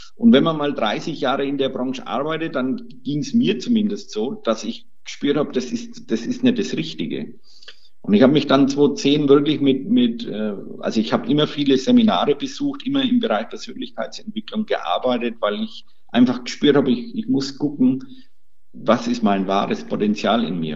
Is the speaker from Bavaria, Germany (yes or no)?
yes; Bavaria, Germany; Bei uns in Bayern